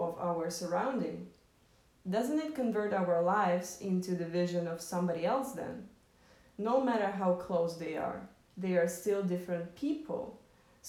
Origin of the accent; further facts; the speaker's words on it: Moscow, Russia; I grew up in Moscow, which already created a certain prism of my perception of the world